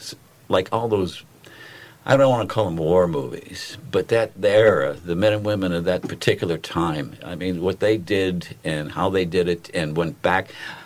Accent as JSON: {"language": "English", "town": "Pittsburgh", "region": "Pennsylvania", "country": "United States", "tie": "born or raised there", "also_born_or_lived": "New York City", "accent": "Pittsburgh", "moved": "as an adult", "lives_now": "Vero Beach, United States", "said": "I grew up in Pittsburgh. They have an accent."}